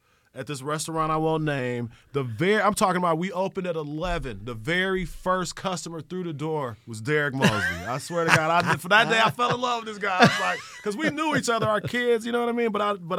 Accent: Milwaukee, Wisconsin, United States; My mom, we grew up over there in Rufus King neighborhood.

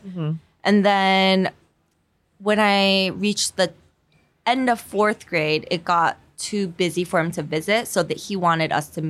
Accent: South Korea; English is a second language; moved away; also born or lived in Fullerton, California; Real Orange County. I lived there for like 4 years because when I was born in Korea, my parents wanted me to learn English and not sound like a Korean.

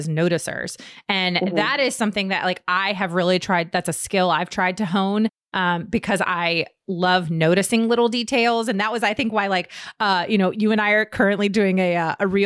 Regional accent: Virginia, United States; we're both from Virginia

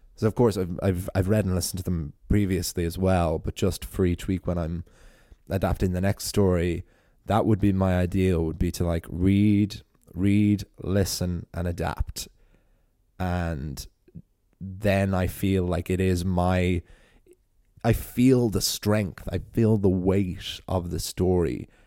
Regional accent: Wicklow, Leinster, Ireland; you can see Wales from my hometown

